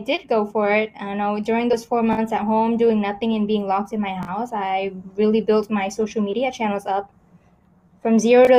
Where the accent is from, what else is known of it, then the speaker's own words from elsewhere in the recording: California, United States; And then I grew up in America. I moved around a lot. I think just in America alone, I transferred to like 12 different schools in several states. So I was in California. Well, I was mostly in California.